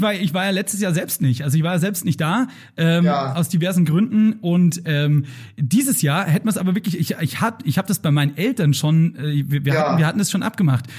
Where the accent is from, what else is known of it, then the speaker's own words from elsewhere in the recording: Straubing, Bavaria, Germany; now in Munich, Germany; das Straubinger Volksfest, also aus meiner Heimat